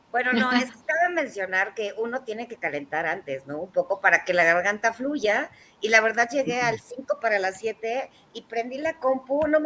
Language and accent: Spanish; Mexico City, Mexico; Y toda mi familia es del norte, pero pues te digo que yo crecí aquí, entonces soy más chilanga que nadie.